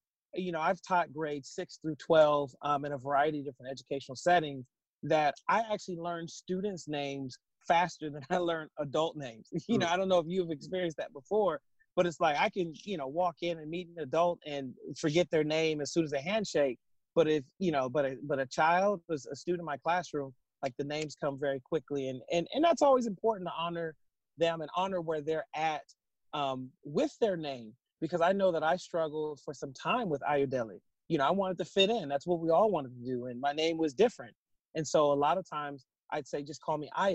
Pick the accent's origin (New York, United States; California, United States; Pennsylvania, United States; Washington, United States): Washington, United States; Seattle; having grown up in Seattle